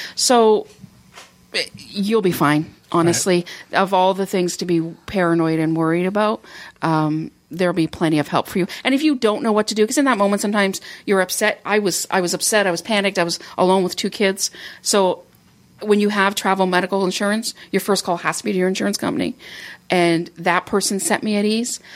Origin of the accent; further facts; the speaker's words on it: Canada; I'm from Canada